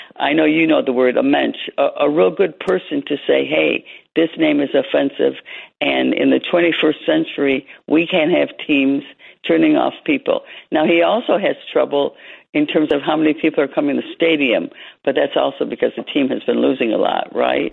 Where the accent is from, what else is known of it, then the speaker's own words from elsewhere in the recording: Detroit, Michigan, United States; moved away as an adult; also born or lived in New Mexico; now in Washington, United States; I grew up in Detroit